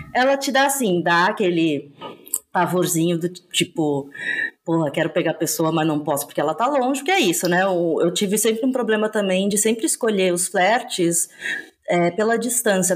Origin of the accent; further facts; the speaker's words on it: Santa Catarina, Brazil; eu sou de Santa Catarina